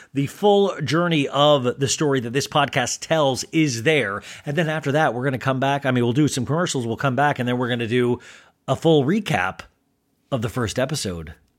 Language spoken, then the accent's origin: English; Olathe, Kansas, United States; I grew up in Olathe, Kansas